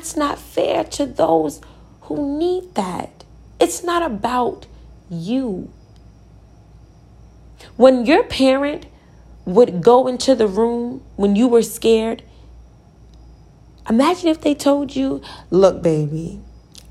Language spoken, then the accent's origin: English; Virginia, United States; I'm from Virginia